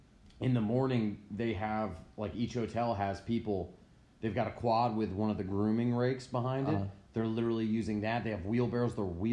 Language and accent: English; United States; I grew up on Long Island Sound